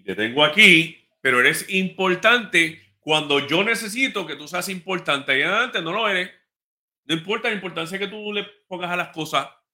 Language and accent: Spanish; Ponce, Puerto Rico; yo soy de Ponce